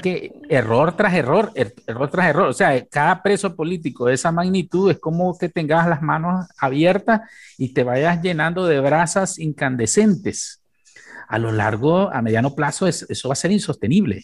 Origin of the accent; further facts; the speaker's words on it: Nicaragua; nosotros tenemos como Estado nicaragüense